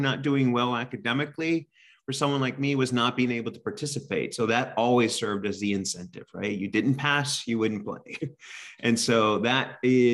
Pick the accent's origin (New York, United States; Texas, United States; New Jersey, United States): Texas, United States; Corpus Christi; now in Pennsylvania, United States; I grew up in South Texas, right around the Corpus Christi area, very close to the Mexican border.